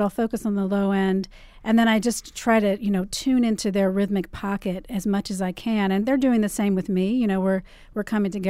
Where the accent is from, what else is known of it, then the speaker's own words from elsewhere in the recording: Maryland, United States; now in New York City, United States; I grew up in Maryland and spent a lot of time on the Potomac River.